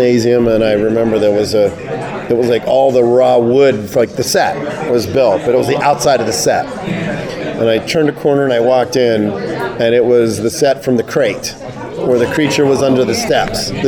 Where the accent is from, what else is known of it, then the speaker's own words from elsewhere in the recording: Pittsburgh, Pennsylvania, United States; I grew up in Pittsburgh